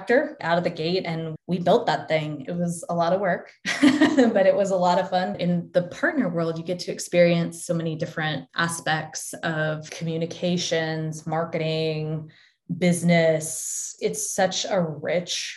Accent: Denver, Colorado, United States; moved away as an adult; also born or lived in Ohio / Texas / Australia; I went to school in Ohio, then lived in Texas, then moved to Australia, and then came back. But I am from Denver

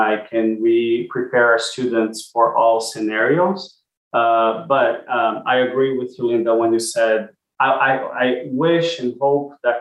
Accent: Brazil; now in Austin, United States; I'm originally from Brazil, and my dad lives there

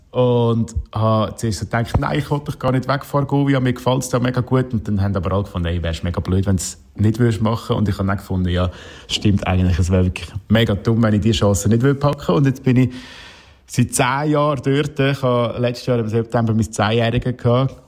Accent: Aargau, Switzerland; im Herzen als Aargauer

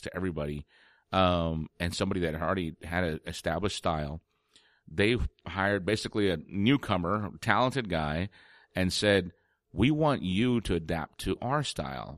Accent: San Antonio, Texas, United States; growing up in San Antonio.

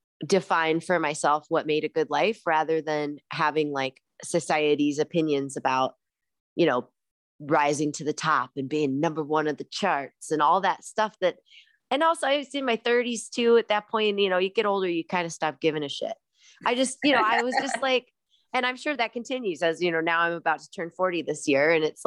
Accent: Midwest, United States; growing up in the Midwest, like space and having a yard and having trees around you

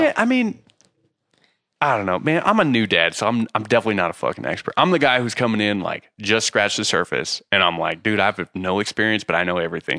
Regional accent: Utah, United States; moved away as an adult; also born or lived in San Diego; Growing up in Utah

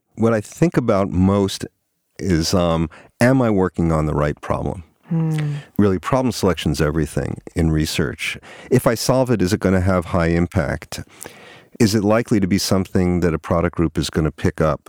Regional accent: New York, United States; moved away as an adult; also born or lived in Toronto, Canada / Boston, Massachusetts; I grew up on the East Coast, yeah, in New York

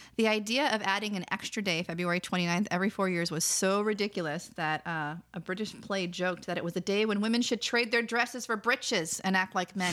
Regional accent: Wisconsin, United States; moved away as an adult; now in California, United States; I'm from Wisconsin

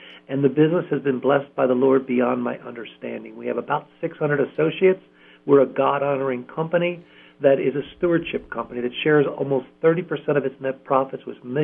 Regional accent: Columbia, Pennsylvania, United States; I was born and raised in Columbia, Pennsylvania

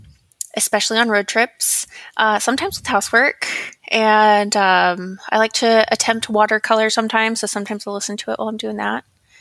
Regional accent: Seattle area, Washington, United States; moved away as an adult; also born or lived in Utah; now in Virginia, United States; I live in Virginia. I'm originally from Washington State over by the Seattle area. Did a stint in Utah for a couple years

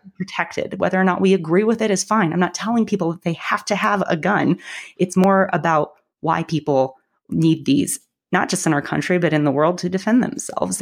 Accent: about an hour north of Denver, Colorado, United States; I'm actually from Colorado. I grew up uh, about an hour north of Denver

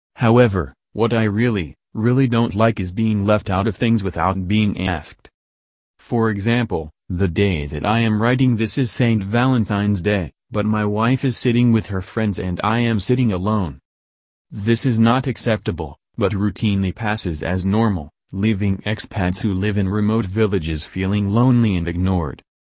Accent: Wales, United Kingdom; now in Thailand; I am Welsh, a Celt, and we are taught two languages from a very early age

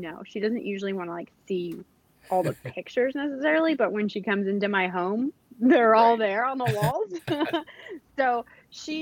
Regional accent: Riverside, California, United States; moved away as an adult; now in Georgia, United States; I grew up in Riverside, California

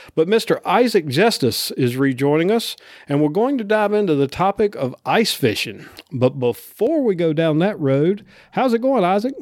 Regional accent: North Carolina, United States; growing up in North Carolina

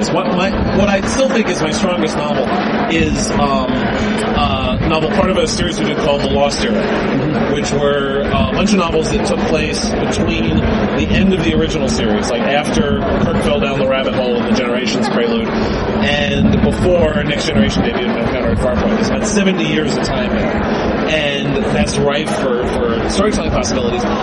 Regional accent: New York City, New York, United States; I grew up in New York City in the 70s and uh, Channel 11 in New York used to show Star Trek every weeknight at six o'clock.

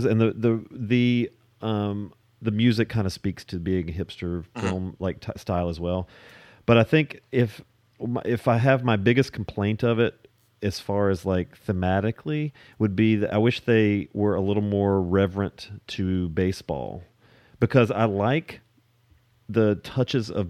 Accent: Lewisville, United States; I grew up in Louisville, which is L-E-W

